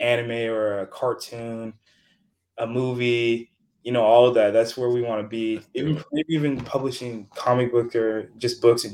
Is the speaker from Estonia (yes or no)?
no; Nigeria; now in United States; I'm Nigerian too